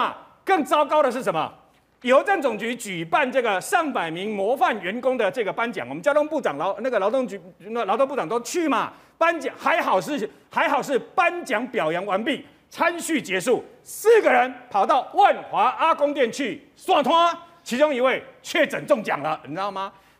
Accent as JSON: {"language": "Chinese", "country": "Taiwan", "said": "他们喜欢吃的东西跟我们台湾人不一样"}